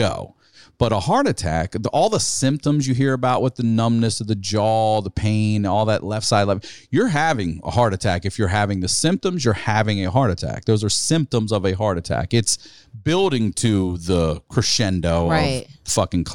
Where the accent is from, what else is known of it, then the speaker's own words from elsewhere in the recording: Maryland, United States; We're from Maryland, and he was in Hopkins in Baltimore.